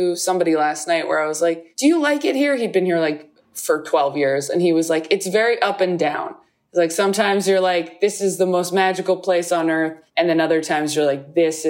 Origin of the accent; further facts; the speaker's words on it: California, United States; moved away as an adult; now in New York, United States; I'm from California, not like LA proper, but I grew up in California.